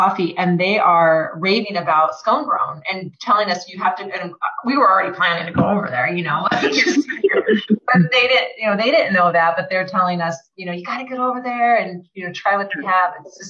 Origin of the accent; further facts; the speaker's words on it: Tacoma, Washington, United States; now in Bellingham, United States; I grew up in Tacoma